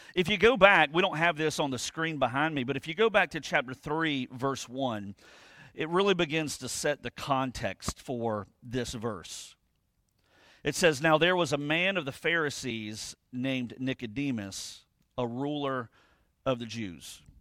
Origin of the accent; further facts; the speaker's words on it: United States; we're American